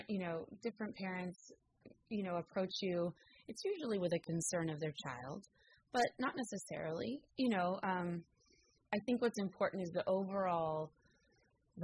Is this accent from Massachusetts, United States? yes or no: no; San Rafael, California, United States; also born or lived in Oregon; I grew up in San Rafael in Marin County, and I went to San Rafael High School